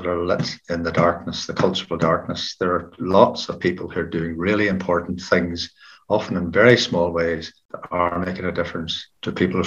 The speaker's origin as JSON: {"language": "English", "town": "Belfast", "region": "Northern Ireland", "country": "United Kingdom", "tie": "born or raised there", "said": "I was born in North Belfast, reared in a small hill farm just to the north of the city"}